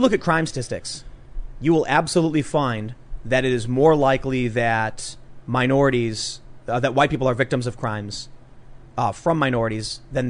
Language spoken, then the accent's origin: English; Chicago, Illinois, United States; moved away; growing up on the South Side with all of these different people